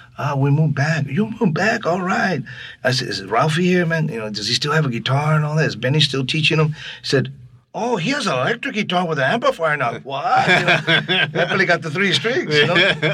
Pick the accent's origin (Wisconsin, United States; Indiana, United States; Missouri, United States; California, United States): California, United States; Los Angeles; also born or lived in Laredo, Texas; We're from Los Angeles